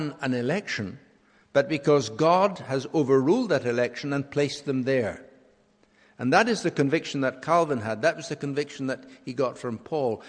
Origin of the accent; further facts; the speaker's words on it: Scotland, United Kingdom; as a Scottish nation, we will face a referendum on independence